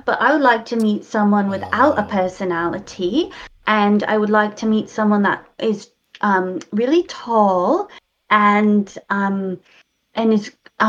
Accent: New England, United States; The good thing is I'm from New England, so I won't even be reading the tabloids over there.

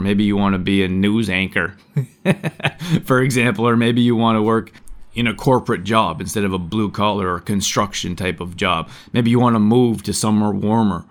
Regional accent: Canada; moved away; growing up in Canada, it's cold

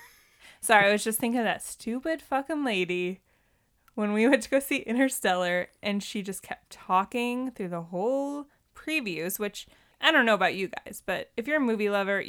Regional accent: New Jersey, United States; I'm from New Jersey.

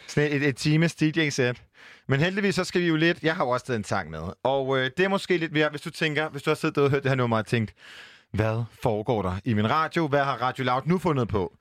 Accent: Jutland, Denmark; Jeg er fra Jylland

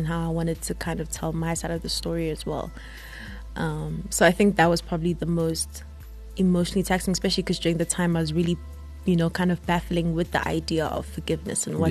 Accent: Empangeni, KwaZulu-Natal, South Africa; moved away as an adult; now in Johannesburg, South Africa; I'm from Empangeni

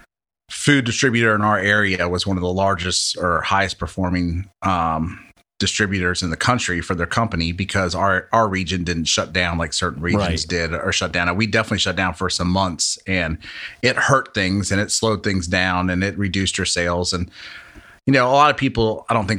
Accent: Louisiana, United States; now in Hattiesburg, United States; I'm from Louisiana

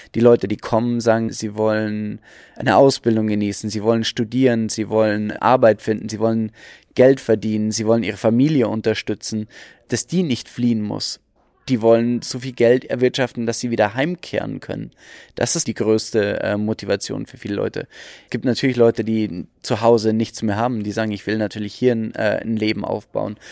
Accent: Germany; wir als Deutsche

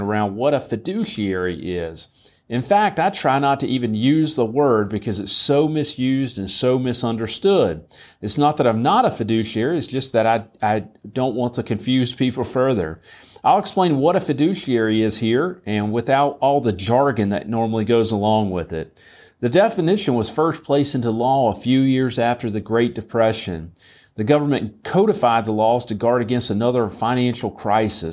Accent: right outside of Charlotte, North Carolina, United States; I grew up right outside of Charlotte

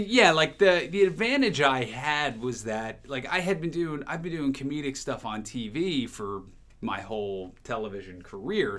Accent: New Jersey, United States; moved away as an adult; also born or lived in Rhinelander, Wisconsin / Chicago; I grew up in New Jersey

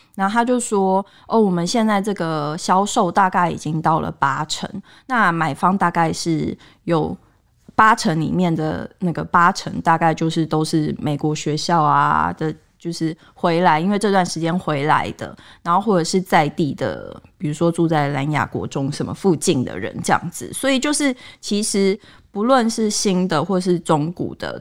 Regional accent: Taipei, Taiwan; 我虽然不是住在正天母的人，但我从小到大也是攀着天母的边边长大的人

